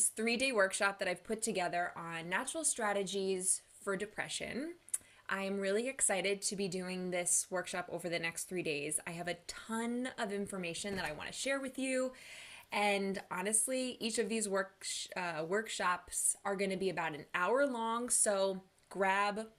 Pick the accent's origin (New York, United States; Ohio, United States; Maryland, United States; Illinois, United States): New York, United States; Long Island; also born or lived in Manhattan; I'm from Long Island, New York